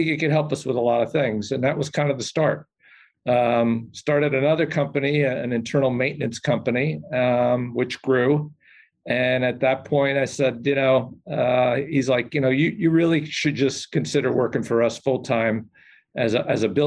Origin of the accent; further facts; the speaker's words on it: Saddle River, New Jersey, United States; I grew up in Saddle River, New Jersey, in Bergen County.